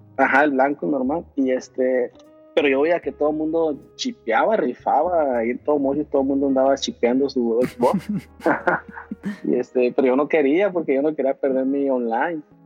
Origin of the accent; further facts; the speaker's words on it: Los Mochis, Sinaloa, Mexico; moved away as an adult; now in San Francisco, United States; Yo soy de Los Mochis, Sinaloa